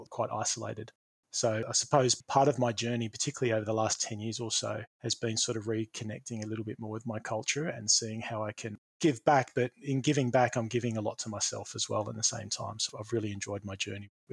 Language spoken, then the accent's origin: English; Sydney, New South Wales, Australia; I grew up in Eastwood in New South Wales, just in the suburbs of Sydney